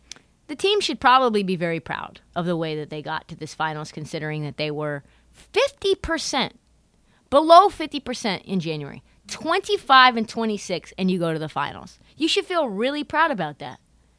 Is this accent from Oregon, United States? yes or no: yes; Portland, Oregon, United States; from my hometown, he grew up less than a mile and a half from me, just the neighborhood over from me in Kenton Park. He's a North Portland guy. I'm on the edge of northeast Portland.